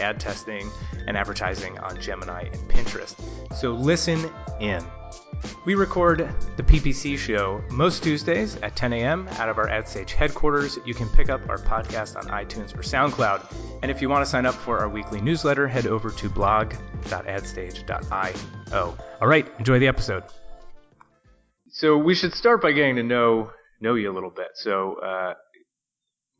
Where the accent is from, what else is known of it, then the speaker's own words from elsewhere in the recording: Jersey Shore, New Jersey, United States; I grew up on the East Coast, but kind of in the New Jersey area, on the Jersey Shore.